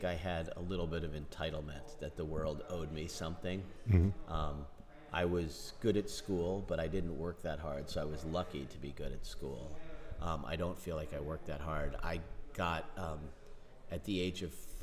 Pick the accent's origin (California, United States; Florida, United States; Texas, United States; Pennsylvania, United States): Pennsylvania, United States; Philadelphia; I grew up on the east coast of the United States in Philadelphia, which is a big... I was not in Philadelphia. I was in the suburbs of Philadelphia